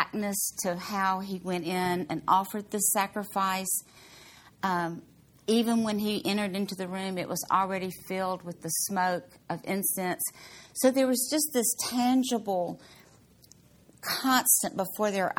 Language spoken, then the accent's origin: English; Mississippi, United States; I'm from Mississippi